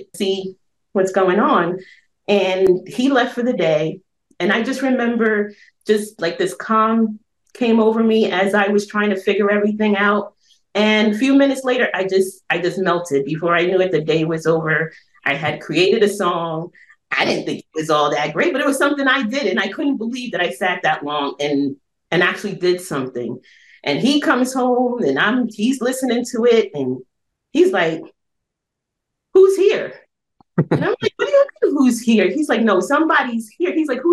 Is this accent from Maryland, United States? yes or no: no; New York City, New York, United States; I'm originally from Brooklyn